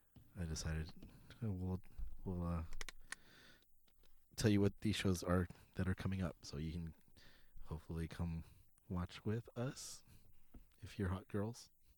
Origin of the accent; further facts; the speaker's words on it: California, United States; But it happens weekly in Chatsworth. It's in the Valley, and I'm from the Valley, so I'm very curious about this show.